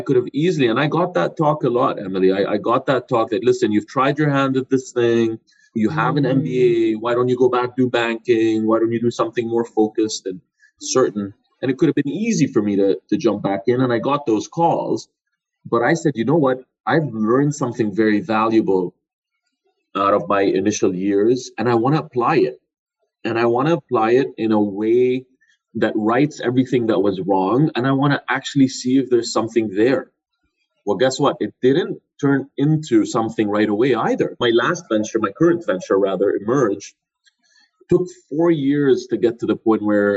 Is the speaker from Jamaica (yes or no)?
no; Jordan; moved away; also born or lived in Canada; I'm originally from Jordan